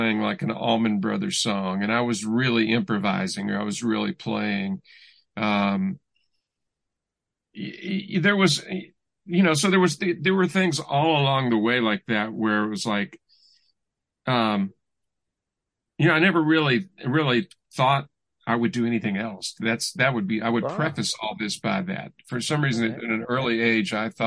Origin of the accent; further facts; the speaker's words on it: Louisville, Kentucky, United States; I grew up in Louisville, Kentucky.